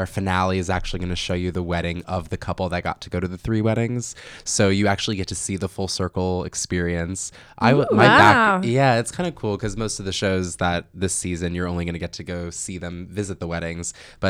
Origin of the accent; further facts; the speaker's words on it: New York, United States; I'm a New Yorker. I feel like I'm an East Coast dude.